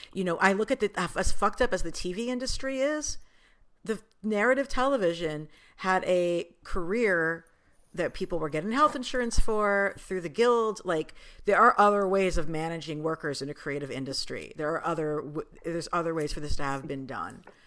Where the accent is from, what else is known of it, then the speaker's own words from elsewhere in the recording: New York City, New York, United States; we're Jews from New York City